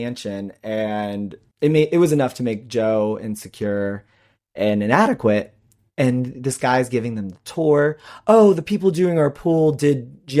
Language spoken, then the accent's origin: English; Peru; English is a second language; And saying that because I'm from Peru, I don't understand things?